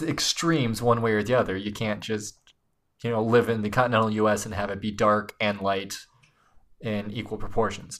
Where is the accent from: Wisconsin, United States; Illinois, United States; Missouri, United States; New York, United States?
Illinois, United States; Chicago; I'm from Chicago